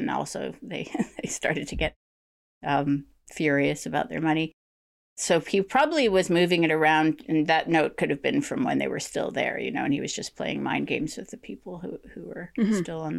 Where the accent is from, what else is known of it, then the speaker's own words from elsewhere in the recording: Vancouver, British Columbia, Canada; moved away; I no longer live in British Columbia. I was born and raised in Vancouver and around Vancouver.